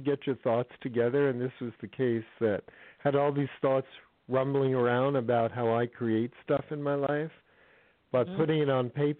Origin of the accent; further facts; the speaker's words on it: California, United States; I'm from California